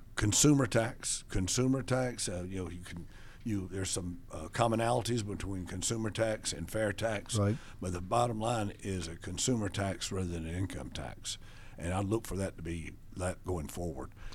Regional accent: Buford, Georgia, United States; also born or lived in Macon, Georgia; I was born in Macon. I grew up in Buford.

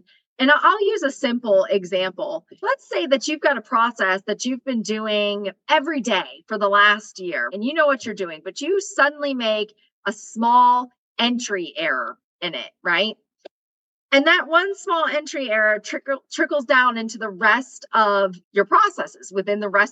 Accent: Western North Carolina, United States; moved away; I'm from Western North Carolina. My area code is 828

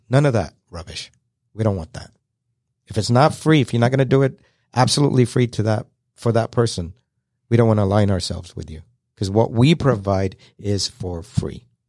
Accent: London, United Kingdom; now in Kennesaw, United States; I was born and raised in London, moved to Kennesaw, Georgia back in nineteen seventy-eight

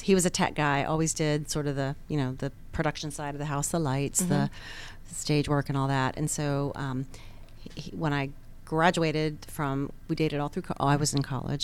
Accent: Atlanta, Georgia, United States; also born or lived in North Carolina / Boston; I went from North Carolina as a young child to Boston for about 6-7 years, and then came to the Atlanta area

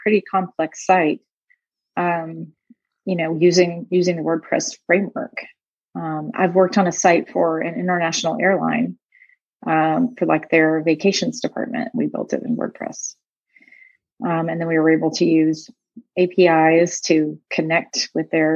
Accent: Tennessee, United States; moved away as an adult; also born or lived in Phoenix, Arizona; I was born and raised in Tennessee

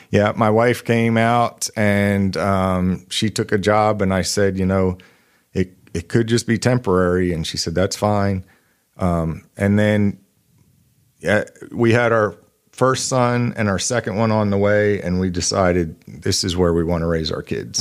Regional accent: Eastern Pennsylvania, United States; moved away as an adult; also born or lived in Knoxville, Tennessee; now in Northwest Arkansas, United States; I grew up in Eastern Pennsylvania

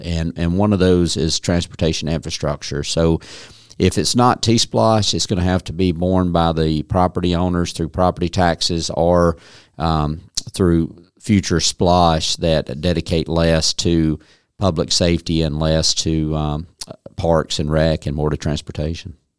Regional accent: Dawson County, North Georgia, United States; I grew up in Dawson County

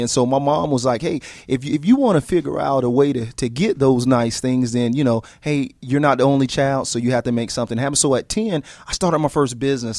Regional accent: Atlanta, Georgia, United States; I'm from Atlanta

